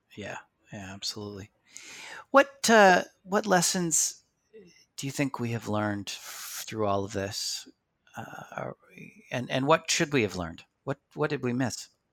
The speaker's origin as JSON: {"language": "English", "country": "Canada", "said": "we're Canadian"}